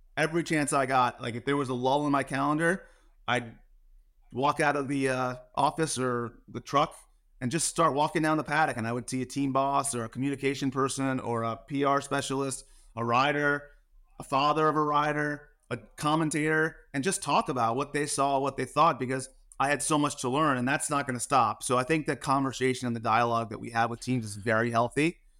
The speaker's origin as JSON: {"language": "English", "region": "New Jersey", "country": "United States", "also_born_or_lived": "New York", "moved": "yes", "said": "I'm from New Jersey"}